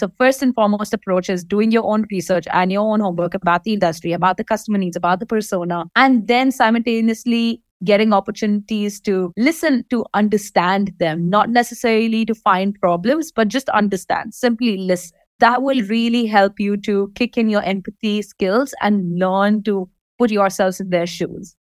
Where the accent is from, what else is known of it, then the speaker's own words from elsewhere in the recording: Dubai, United Arab Emirates; I'm born and raised in Dubai